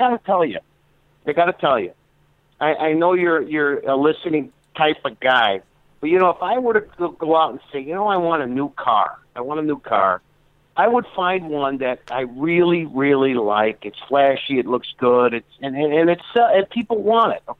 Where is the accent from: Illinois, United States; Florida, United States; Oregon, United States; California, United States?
Illinois, United States; Chicago; people don't understand me I'm from Chicago. I talk with these and them and those.